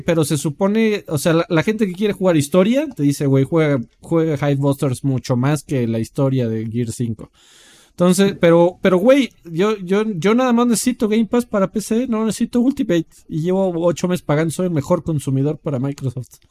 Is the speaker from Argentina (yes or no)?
no; Mexico; como, como Mexa